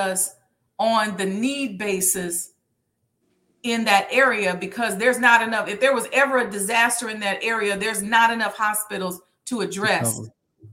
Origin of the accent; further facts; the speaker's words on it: Chicago, Illinois, United States; I'm from Chicago